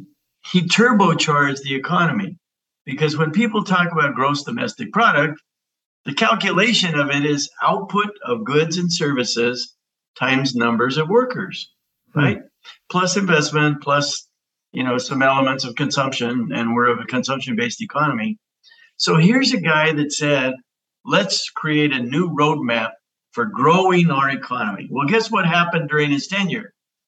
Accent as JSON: {"language": "English", "country": "United States", "said": "Well, Rick, I think, first of all, I'm an American."}